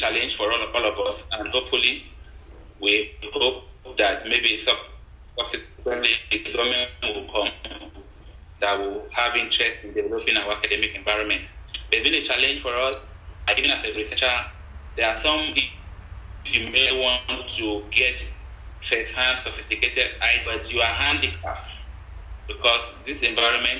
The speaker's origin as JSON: {"language": "English", "region": "southern Nigeria", "country": "Nigeria", "said": "I am from Nigeria, southern part of Nigeria"}